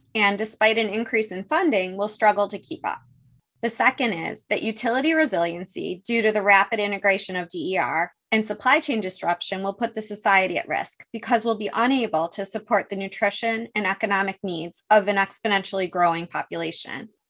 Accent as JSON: {"language": "English", "town": "Buffalo", "region": "New York", "country": "United States", "tie": "born or raised there", "moved": "yes", "lives_now": "San Fernando Valley, United States", "said": "I was born in Buffalo, where the beauty of Niagara Falls and the tragedy of the Love Canal sort of come with the package. I grew up on Lake Erie"}